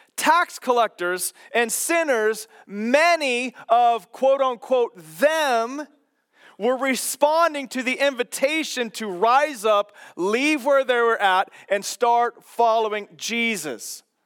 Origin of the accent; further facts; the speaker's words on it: Kansas, United States; growing up in Kansas and my dad working on golf carts